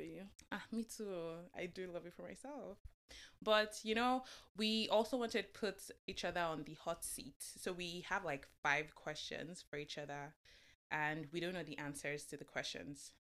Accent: Lagos, Nigeria; moved away; also born or lived in Oyo; I was born and raised in Lagos, Nigeria, but I'm from Oyo

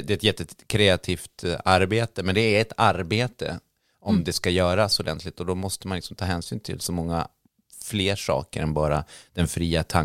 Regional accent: Roslagen, Stockholm County, Sweden; Jag är från två ställen, jag är från Roslagen och stenåldern.

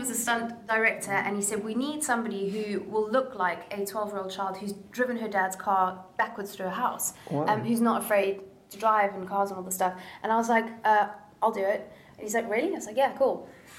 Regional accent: Somerset West, Western Cape, South Africa; moved away; I'm from Somerset West in Cape Town, which is quite a small back then. Like this is a long time ago. It was a small village. There wasn't too much going on

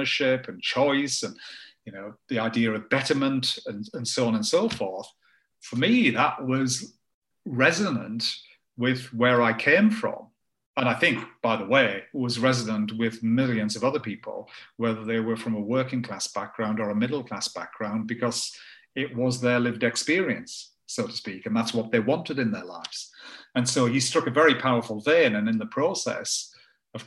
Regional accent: Tow Law, North East England, United Kingdom; I grew up in Tower Hall, it's a town of then, I guess, probably a couple of thousand people

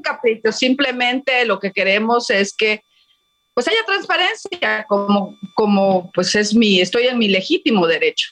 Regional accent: Quintana Roo, Mexico; tengo 20 años de trayectoria en la vida política de mi estado

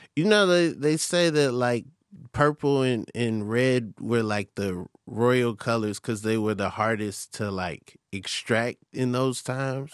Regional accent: Atlanta, Georgia, United States; also born or lived in Lake Mary, Florida; I'm from Atlanta

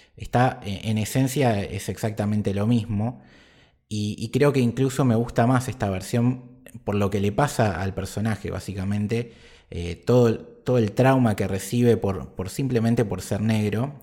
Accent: Argentina; nosotros como argentinos

